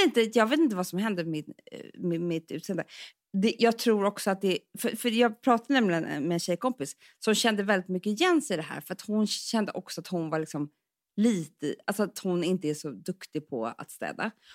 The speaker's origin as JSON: {"language": "Swedish", "town": "Stockholm", "region": "Stockholm County", "country": "Sweden", "tie": "born or raised there", "said": "vi är ju uppväxta på Söder"}